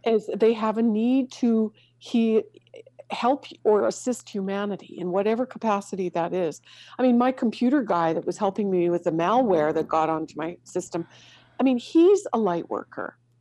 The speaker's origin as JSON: {"language": "English", "country": "Canada", "tie": "born or raised there", "moved": "yes", "said": "growing up in Canada"}